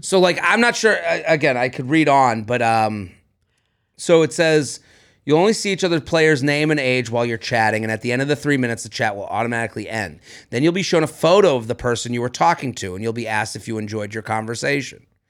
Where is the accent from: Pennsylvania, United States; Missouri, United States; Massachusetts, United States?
Massachusetts, United States; Boston; now in New York City, United States; as a Bostonian